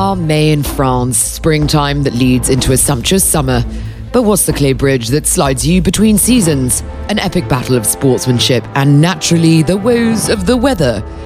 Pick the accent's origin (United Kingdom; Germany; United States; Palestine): United Kingdom; England; being English